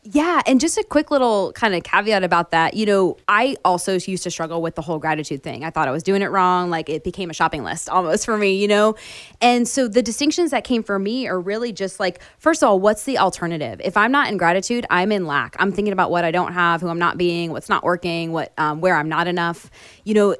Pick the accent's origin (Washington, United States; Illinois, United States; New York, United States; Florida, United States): Florida, United States; moved away; I grew up in Florida where we had two seasons, hot and hotter